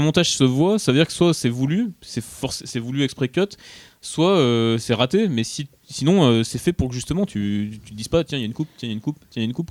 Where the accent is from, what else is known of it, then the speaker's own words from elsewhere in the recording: Grenoble, Auvergne-Rhône-Alpes, France; je suis de Grenoble